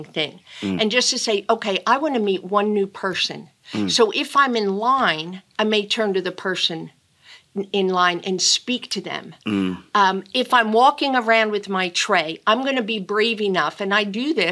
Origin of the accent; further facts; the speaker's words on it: Philadelphia, Pennsylvania, United States; accent: Philly; now in Virginia, United States; a Philly accent like I do. I'm from Philly